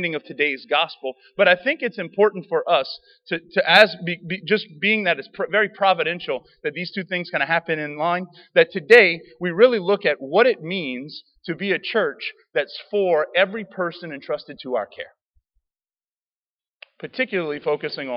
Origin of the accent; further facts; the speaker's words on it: Cajun, Louisiana, United States; I'm a Cajun